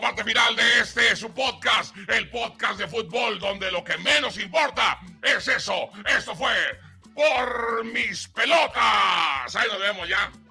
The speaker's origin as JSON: {"language": "Spanish", "country": "Mexico", "said": "somos mexicanos"}